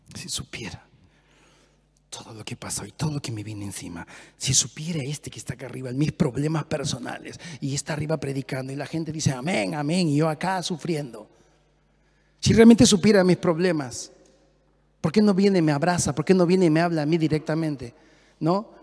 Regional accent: Peru; moved away as an adult; Hablo muy rápido como peruano

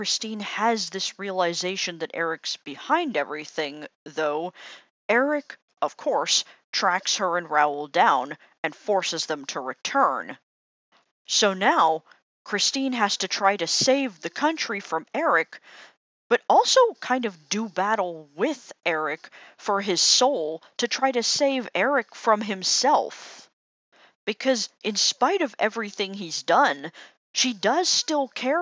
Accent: Canada; as a Canadian

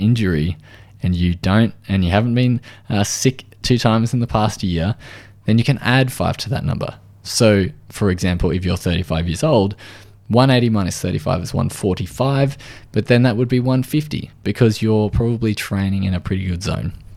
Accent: Australia

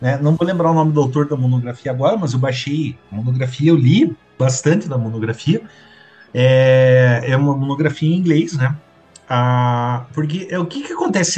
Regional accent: Curitiba, Paraná, Brazil; a gente como curitibano

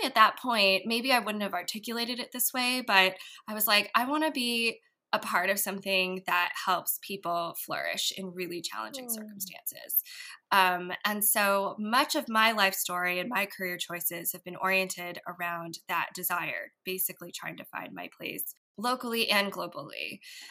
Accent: San Jose, California, United States; I grew up in San Jose, California

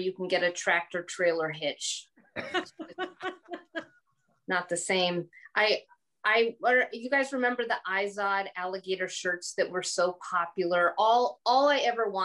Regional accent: Green Bay, Wisconsin, United States; moved away; I'm from the Bay Area, Green Bay

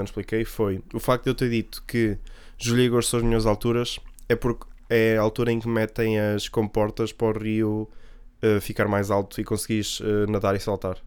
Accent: the North, Norte, Portugal; eu como sou do Norte

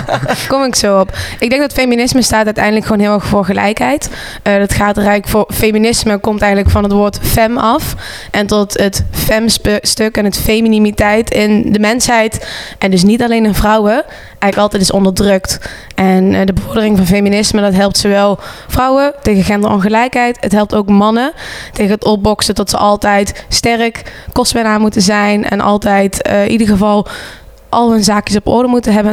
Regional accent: Venlo, Limburg, Netherlands; also born or lived in Breda; now in Rotterdam, Netherlands; Ik kom uit Venlo, heb heel lang gewoond in Breda. Woon nu in de mooie stad van Rotterdam.

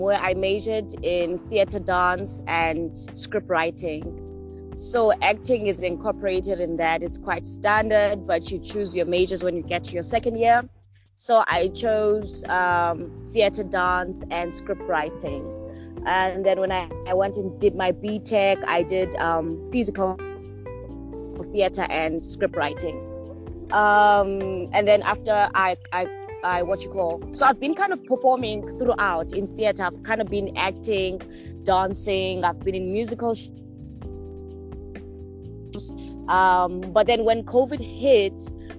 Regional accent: Queenstown, Eastern Cape, South Africa; also born or lived in Pretoria / Durban; now in Johannesburg, South Africa; I am from the Eastern Cape, from Queenstown. I'm living in Joburg now.

